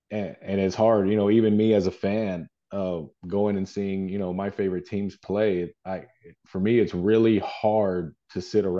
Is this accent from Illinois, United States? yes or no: no; Texas, United States; people always ask me, are you from New York? No, I'm from Texas.